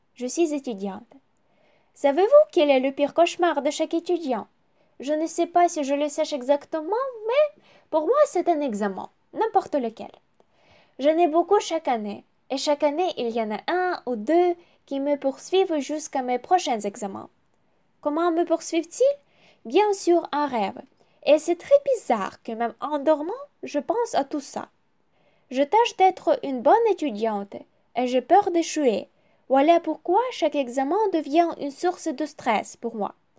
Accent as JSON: {"language": "French", "country": "Ukraine", "also_born_or_lived": "Kyiv", "second_language": "French", "said": "je suis ukrainienne, j'habite à Kiev"}